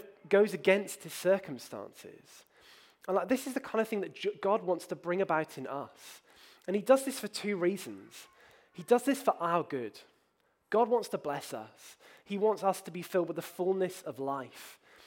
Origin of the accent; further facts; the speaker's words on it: Bristol, South West England, United Kingdom; as a child, I grew up in this city. I grew up near Trinity College, which is the Vicar Training School